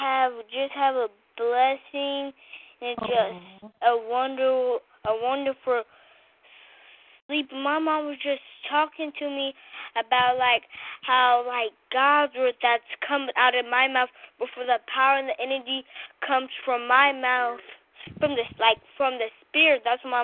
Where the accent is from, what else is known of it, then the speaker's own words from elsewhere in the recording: Ohio, United States; now in Jacksonville, United States; I'm from Ohio, but I'm in Jacksonville now.